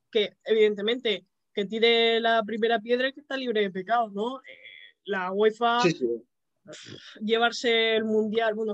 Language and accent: Spanish; Madrid, Community of Madrid, Spain; yo que también soy de Madrid